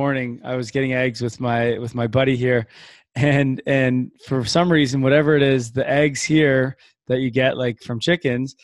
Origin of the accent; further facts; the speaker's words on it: London, Ontario, Canada; also born or lived in Toronto; I'm actually from London, Ontario, Toronto, so right around the Great Lakes as well